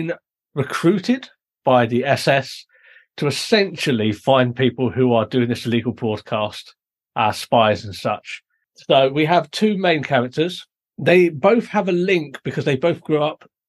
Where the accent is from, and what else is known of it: United Kingdom